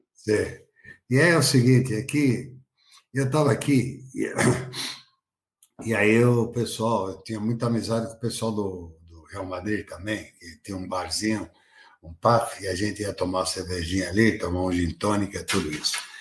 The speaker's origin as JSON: {"language": "Portuguese", "town": "Juazeiro", "region": "Bahia", "country": "Brazil", "tie": "born or raised there", "moved": "yes", "said": "Juazeiro, onde eu nasci"}